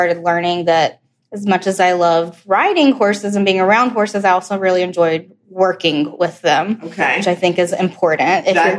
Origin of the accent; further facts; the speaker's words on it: Birmingham, Alabama, United States; also born or lived in Atlanta, Georgia; I was born in Atlanta, Georgia, but grew up mostly in Birmingham, Alabama. That's where most of my family is from.